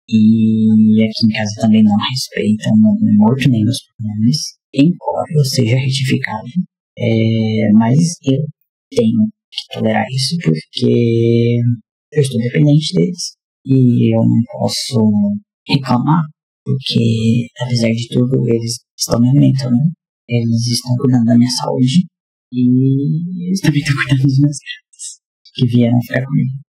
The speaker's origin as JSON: {"language": "Portuguese", "region": "Goiás", "country": "Brazil", "said": "tenho 29 anos, sou goiano, sou um homem trans, tenho 7 anos de transição por aí, e eu sou filho de pastor."}